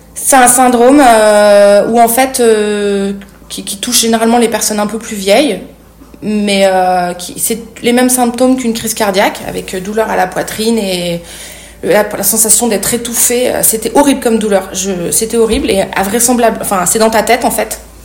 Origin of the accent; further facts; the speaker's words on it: Clermont-Ferrand, Auvergne-Rhône-Alpes, France; moved away as an adult; also born or lived in Paris; je quitte ma ville natale Clermont-Ferrand